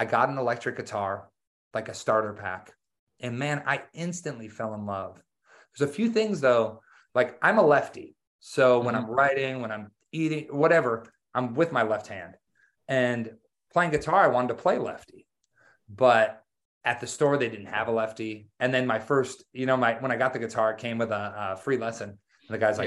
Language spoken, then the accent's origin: English; Wisconsin, United States; I grew up in Wisconsin. So I grew up in the country